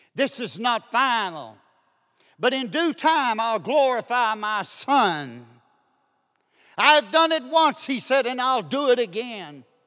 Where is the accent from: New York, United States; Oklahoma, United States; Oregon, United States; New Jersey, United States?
Oklahoma, United States; Duncan; I'm from Duncan, Oklahoma